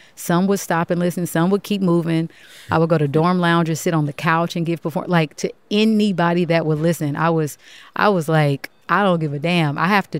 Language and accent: English; Kansas, United States; moved away; also born or lived in New York; I'm from Kansas